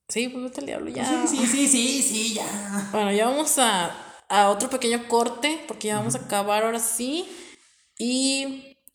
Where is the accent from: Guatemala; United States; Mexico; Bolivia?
Mexico; Saltillo, Coahuila; No, somos de Saltillo, pero, vivimos hora y media.